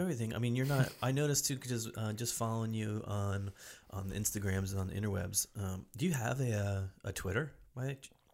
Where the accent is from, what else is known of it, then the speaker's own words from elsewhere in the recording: East Coast, United States; now in Portland, United States; I'm from the East Coast